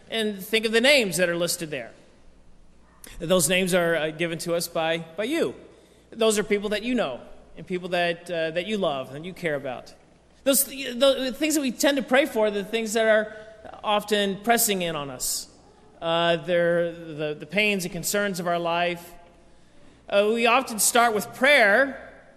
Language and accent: English; United States; I grew up in here in America